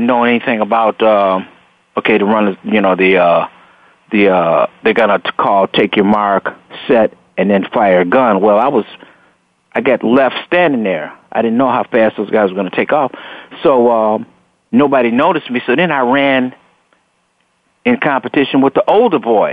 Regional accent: Chicago, Illinois, United States; also born or lived in Robbins, Illinois; moved out here to Robbins, Illinois, from the west side of Chicago

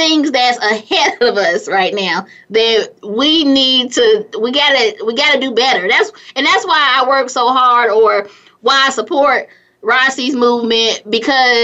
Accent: California, United States; also born or lived in Gary, Indiana; now in Atlanta, United States; grew up in California

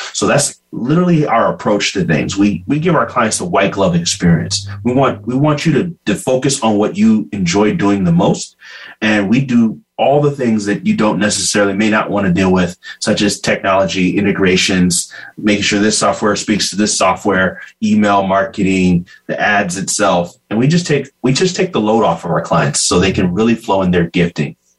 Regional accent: Bakersfield, California, United States; I was born in Bakersfield, California, but raised the Ghanaian way

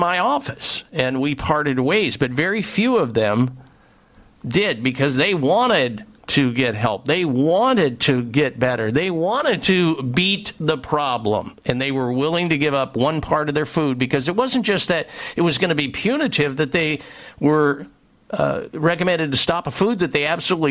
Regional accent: Midwest, United States; I grew up in the Midwest

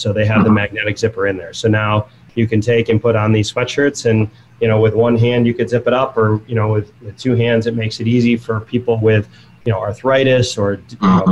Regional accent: Buffalo, New York, United States; I grew up in Buffalo, New York, the outside of Buffalo

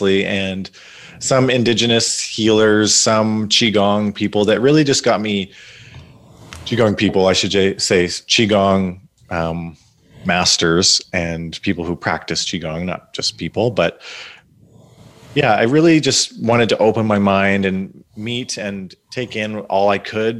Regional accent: Ontario, Canada; also born or lived in West Coast; I grew up in Ontario

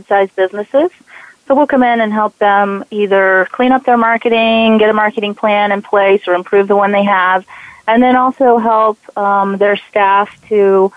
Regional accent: Atlanta, Georgia, United States; I'm from Atlanta, Georgia

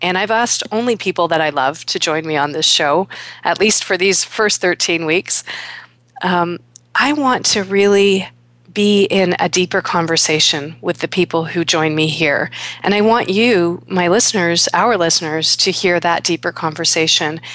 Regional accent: Toronto, Ontario, Canada; my hometown of Toronto

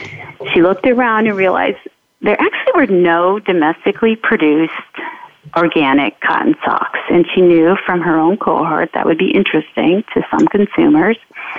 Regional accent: Detroit, Michigan, United States; moved away; I come from Detroit

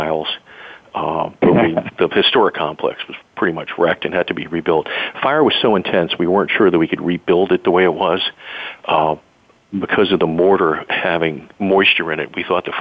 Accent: Laurel, Maryland, United States; I grew up a block away from the firehouse in Laurel, in my hometown of Maryland, where my family's been for generations

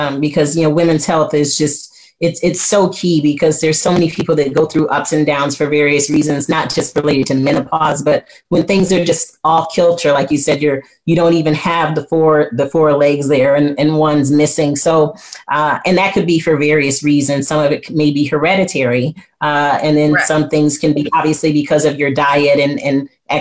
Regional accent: Flint, Michigan, United States; I'm from Flint, Michigan

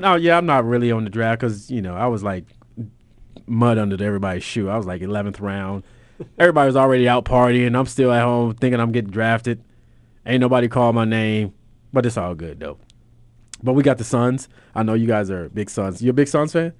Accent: Los Angeles, California, United States; I'm from California.

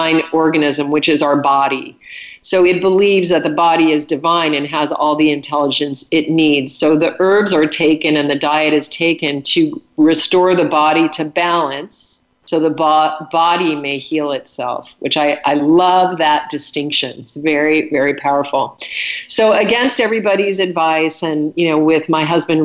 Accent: Alaska, United States; I was raised in Alaska, and my dad was a hunter.

